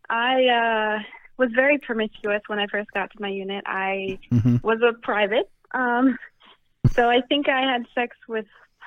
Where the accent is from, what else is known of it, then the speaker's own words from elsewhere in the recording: Colorado, United States; moved away; also born or lived in Salmon, Idaho; So I was born in Idaho, Salmon, Idaho, and then I moved to Colorado, a tiny, tiny little town in Colorado.